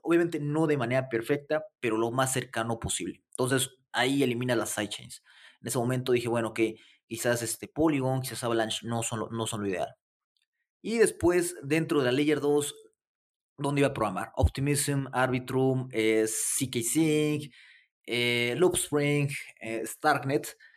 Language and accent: Spanish; Mexico City, Mexico; soy de la Ciudad de México